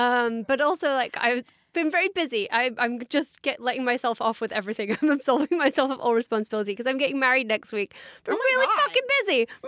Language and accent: English; England, United Kingdom; I am English.